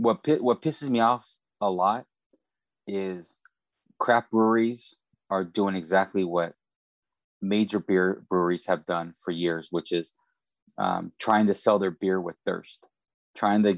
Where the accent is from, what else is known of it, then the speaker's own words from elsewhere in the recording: Central California, United States; now in San Diego, United States; I grew up in Central California where we had high sulfur in the water